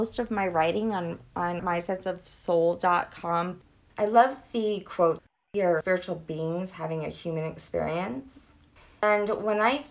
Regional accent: Louisiana, United States; I'm from Louisiana

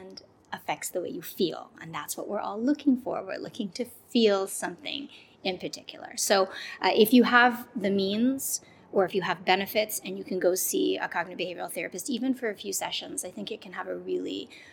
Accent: Canada; I grew up in Canada and my mom came from Jamaica

